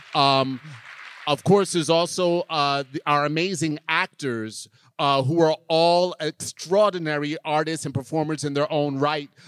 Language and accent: English; New York, United States; I grew up in New York